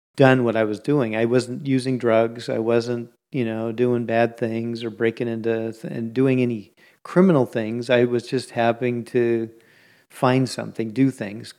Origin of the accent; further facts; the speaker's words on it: Bay Area, California, United States; I grew up in the Bay Area